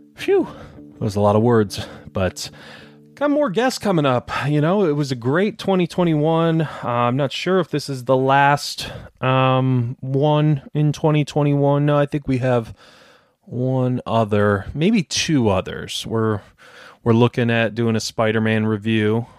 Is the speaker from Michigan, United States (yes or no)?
yes; Detroit, Michigan, United States; moved away; I'm from Detroit originally, and it's right next to Canada